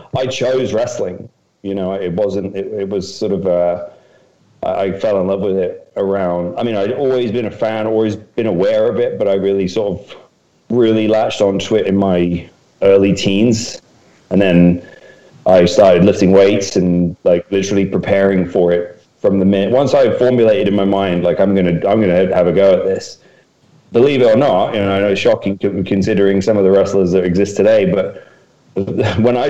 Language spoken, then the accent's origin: English; Docking, East of England, United Kingdom; I grew up in Docking, a little village, probably had 1,000 people in it. And so when you grow up in rural Norfolk like